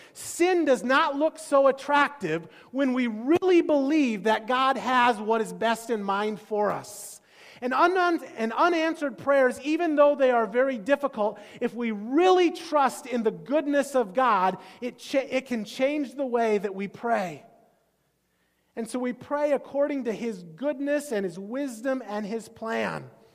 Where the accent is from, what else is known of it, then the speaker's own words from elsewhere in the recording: Iowa, United States; I grew up in Iowa